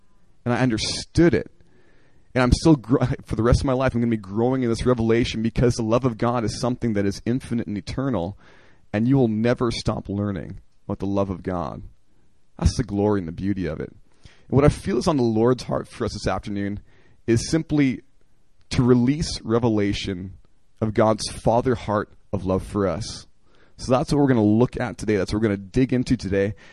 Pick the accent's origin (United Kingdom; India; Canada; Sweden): Canada; Oakbank, Manitoba; moved away; I grew up in a Christian family in Canada in a very rural area